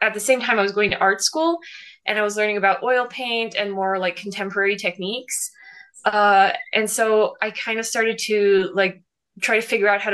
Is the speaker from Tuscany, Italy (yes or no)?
yes; Florence, Tuscany, Italy; I was born and raised in Florence in Italy